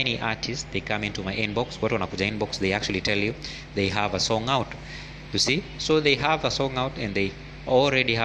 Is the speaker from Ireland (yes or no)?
no; Kenya; as Kenyan creatives